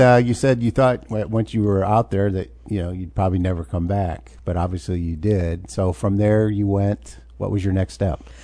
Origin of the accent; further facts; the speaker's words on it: Urbana, Illinois, United States; now in Champaign, United States; I moved here when I was seven